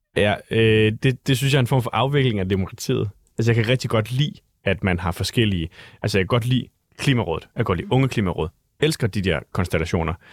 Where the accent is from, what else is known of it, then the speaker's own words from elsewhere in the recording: Vejle, Southern Denmark, Denmark; moved away; jeg var selv fra Vejle